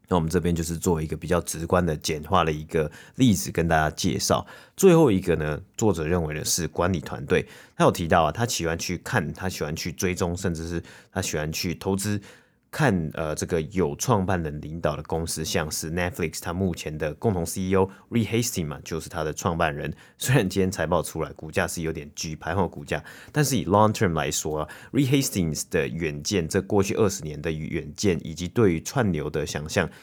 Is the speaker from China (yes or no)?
no; Taiwan; now in Toronto, Canada; 以前小时候在台湾啊，很常就是会庆祝嘛，每年都会庆祝农历新年